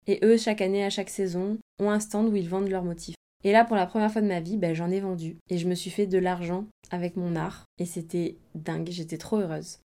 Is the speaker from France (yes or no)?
yes; near Aix-en-Provence, Provence-Alpes-Côte d'Azur, France; moved away as an adult; also born or lived in Barcelona / Brussels; now in Marseille, France; je viens de d'à côté d'Aix-en-Provence